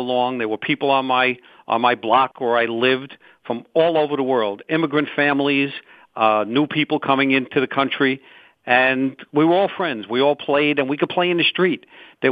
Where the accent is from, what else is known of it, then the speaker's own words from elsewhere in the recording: New York City, New York, United States; I was born and raised in Brooklyn, New York